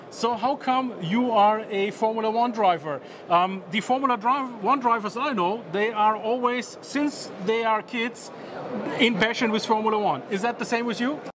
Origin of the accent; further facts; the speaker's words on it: Germany; I'm coming from Germany